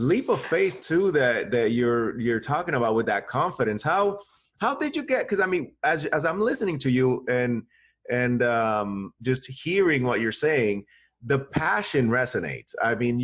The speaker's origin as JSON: {"language": "English", "region": "New England", "country": "United States", "tie": "born or raised there"}